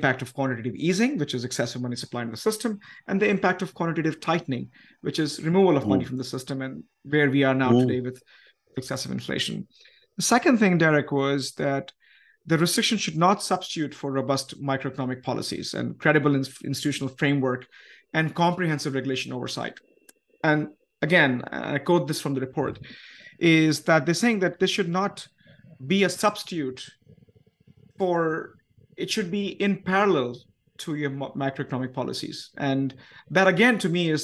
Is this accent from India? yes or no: yes; India; moved away; as an Indian myself